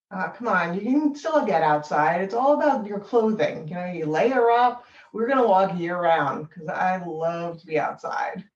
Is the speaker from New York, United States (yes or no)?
yes; an hour north of New York City, United States; moved away as an adult; now in Boston, United States; I grew up in New York City or an hour north of New York City originally